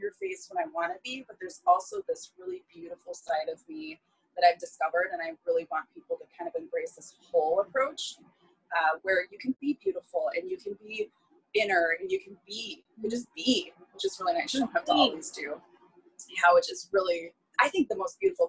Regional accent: Northern Michigan, United States; I'm from Northern Michigan

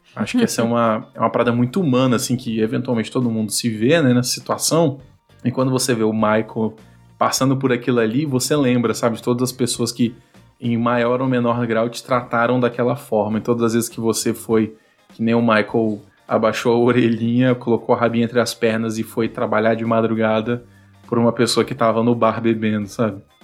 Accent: Vitória, Espírito Santo, Brazil; eu sou aqui de Vitória, no Espírito Santo

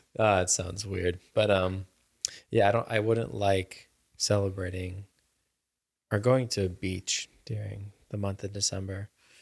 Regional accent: Germany; I grew up in Germany for a while

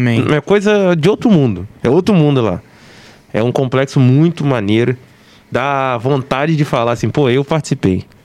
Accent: Barra do Piraí, Rio de Janeiro, Brazil; sou natural de Barra do Piraí

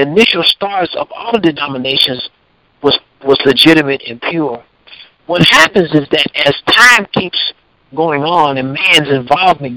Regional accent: Paris, Tennessee, United States; the congregation began to grow in Paris, in my hometown

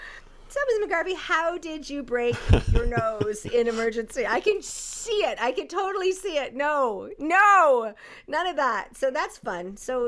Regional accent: Canada; I'm only first generation Canadian.

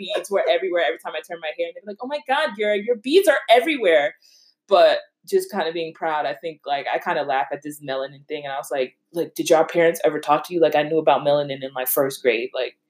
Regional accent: Connecticut, United States; also born or lived in Virginia; We're from Connecticut

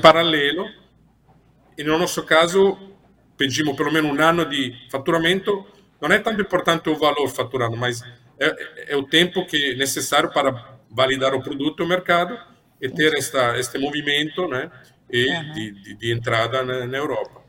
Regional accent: Italy; Portuguese is a second language; moved away as an adult; also born or lived in Brazil / Curitiba, Brazil; now in Portugal; eu sou italiano, mas mudei para o Brasil ah, quando tinha 28 anos

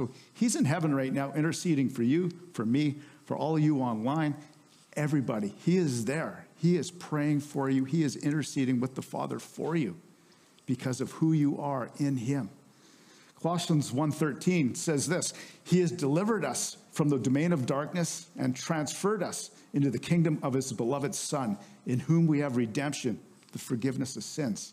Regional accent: Canada; we're Canadians

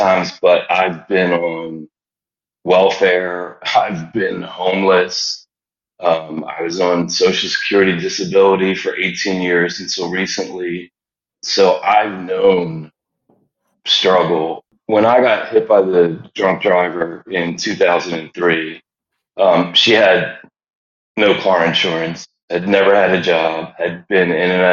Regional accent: Philadelphia, Pennsylvania, United States; moved away as an adult; I grew up in the Germantown section of Philadelphia.

